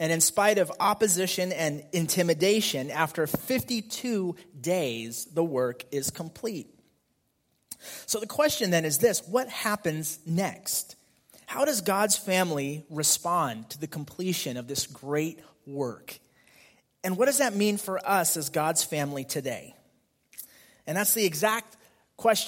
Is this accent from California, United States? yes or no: yes; Fremont, California, United States; I grew up here in the Fremont area